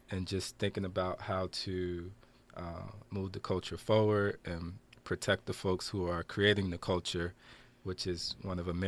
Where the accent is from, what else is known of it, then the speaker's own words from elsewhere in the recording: Passaic, New Jersey, United States; I'm from Passaic, New Jersey. Um, grew up in the Aspen Place projects. I always have to shout out Aspen, and uh, with my mom, Wanda, and my two older sisters.